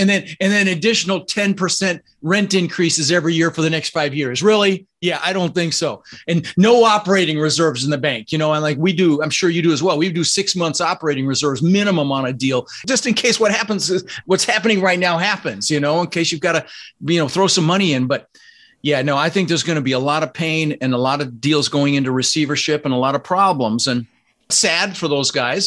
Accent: Denver, Colorado, United States; also born or lived in Netherlands; I was born in the Netherlands, you know, wooden shoes and windmills. Immigrated when I was six with my brother Albert, my mother's Vantje, ended up in Denver, Colorado

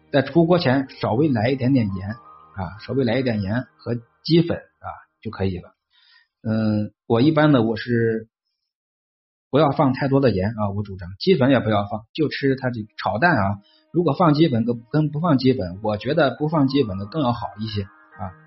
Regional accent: China; accent: Hebei-Tianjin-Beijing mixed accent; 我其实是带点儿这个河北、天津、北京这个三地，我是三地版的口音

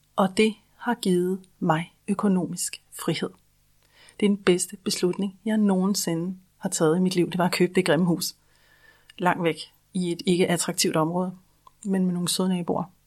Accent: Denmark; Vi er i Danmark jo en husejernation.

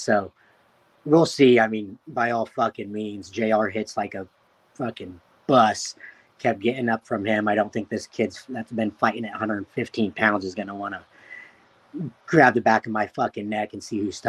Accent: Frankfurt, Hesse, Germany; born there; I was born in Frankfurt, Germany

